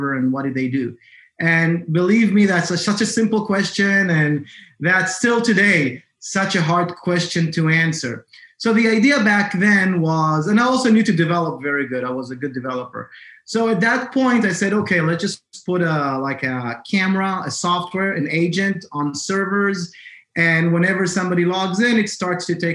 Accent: Israel; now in Massachusetts, United States; originally, I'm from Israel.

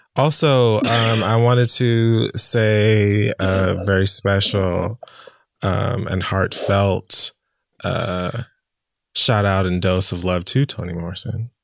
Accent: Jamaica; I'm Jamaican.

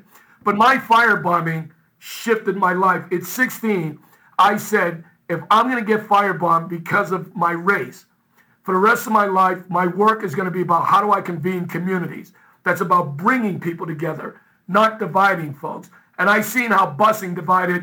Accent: Boston, Massachusetts, United States; I grew up in East Boston

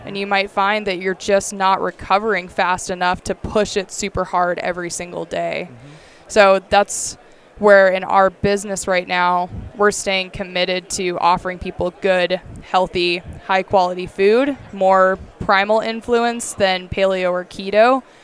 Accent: Bird Creek, Alaska, United States; also born or lived in Bellingham; I was born and raised in Bird Creek, Alaska, which is where I still call home today

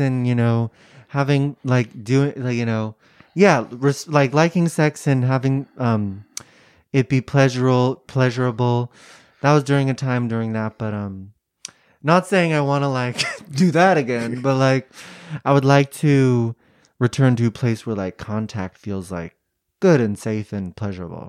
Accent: San Francisco Bay Area, California, United States; Bay Area, San Francisco area.

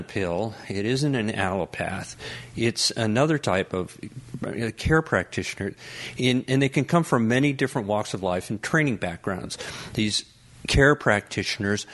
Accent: Colorado, United States; moved away; I'm originally from Colorado

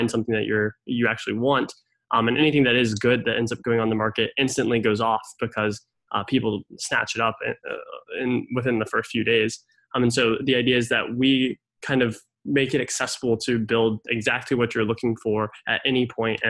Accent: Raleigh, North Carolina, United States; I'm originally from Raleigh, Durham

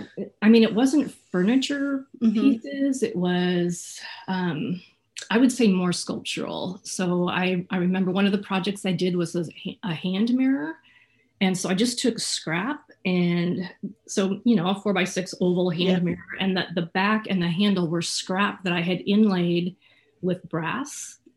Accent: Kansas, United States; also born or lived in Phoenix, United States / California; So I grew up kind of all over. I was born in Phoenix and I was there till, I don't know, 8 maybe. Lived in California for a couple of years, moved to the Midwest, Kansas, when I was, I think, in 5th grade.

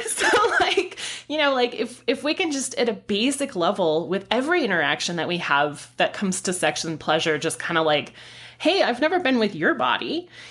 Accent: San Diego, California, United States; moved away; born and raised in San Diego

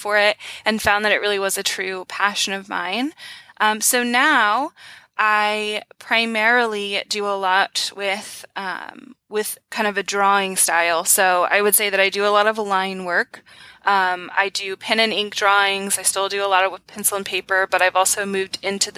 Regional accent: Georgia, United States; now in Bellingham, United States; I'm actually from the deep south, so I came out here from Georgia

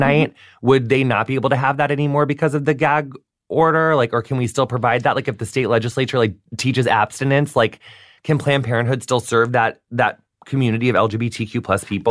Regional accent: St. Louis, Missouri, United States; moved away; I lived in St. Louis

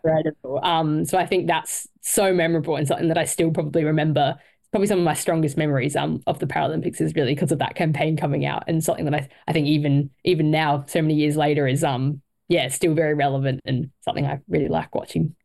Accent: Cairns, Queensland, Australia; I was born in Cairns

